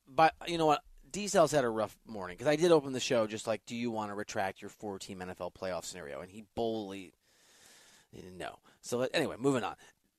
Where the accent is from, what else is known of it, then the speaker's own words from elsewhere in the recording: Iowa, United States; I'm from Iowa.